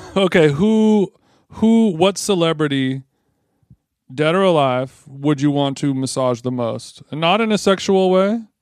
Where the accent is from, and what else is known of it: Huntington Beach, California, United States; born or raised there